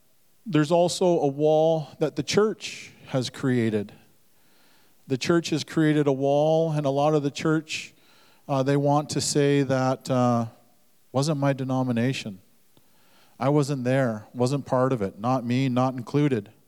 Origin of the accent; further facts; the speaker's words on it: Duncan, British Columbia, Canada; also born or lived in Lil'wat (Mount Currie); I was born on Vancouver Island in the Duncan Hospital